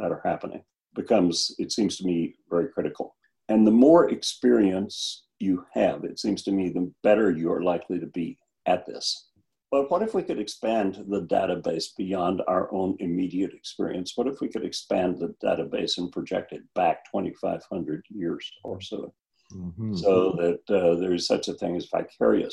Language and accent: English; Cotulla, Texas, United States; moved away; my hometown in Texas, which is Cotulla, about halfway between Laredo and San Antonio